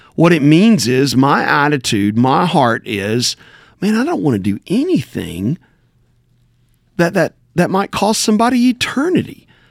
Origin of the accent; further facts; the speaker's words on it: Backwoods, Tennessee, United States; I'm from Backwoods, Tennessee